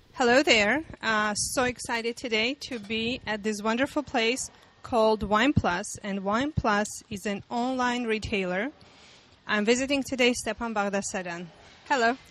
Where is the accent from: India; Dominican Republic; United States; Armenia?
Armenia; I'm from Armenia